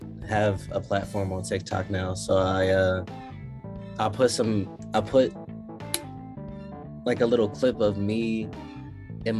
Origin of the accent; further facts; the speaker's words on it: Philadelphia, Pennsylvania, United States; now in Atlanta, United States; I'm from Philly